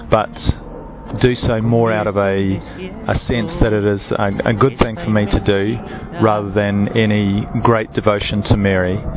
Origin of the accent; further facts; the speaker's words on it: New Zealand; moved away; I'm from originally from New Zealand.